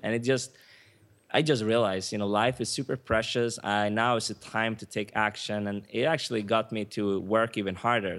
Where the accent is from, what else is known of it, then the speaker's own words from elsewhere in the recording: Sweden; moved away as an adult; also born or lived in Stockholm / United States; now in Cancun, Mexico; My mom is Swedish, so I, I was born and raised in Sweden